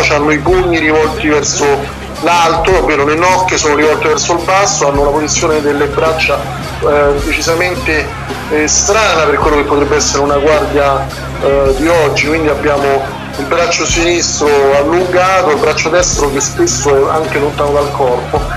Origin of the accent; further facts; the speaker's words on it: Rome, Lazio, Italy; che siamo romani